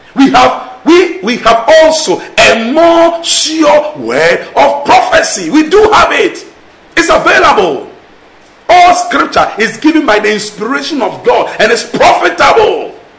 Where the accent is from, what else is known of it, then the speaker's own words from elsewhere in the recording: Nigeria; accent: Nigerian English; I'm speaking Nigerian English